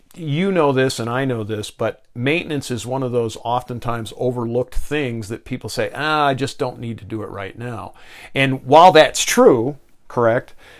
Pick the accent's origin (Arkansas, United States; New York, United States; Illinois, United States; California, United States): New York, United States; Victor; I grew up in Western New York, outside of Rochester, New York, in the in a southern suburb there